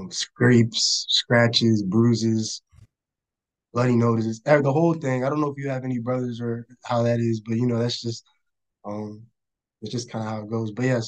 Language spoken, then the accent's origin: English; Charlottesville, Virginia, United States; born there; So I was born in Charlottesville, Virginia, UVA Hospital. Go Hoos. I'm the youngest of four siblings.